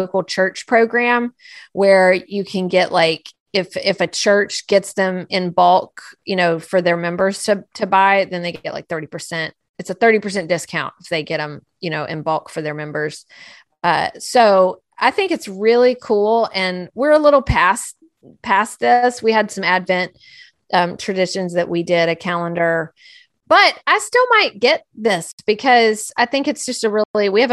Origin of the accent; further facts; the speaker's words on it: United States; I'm an American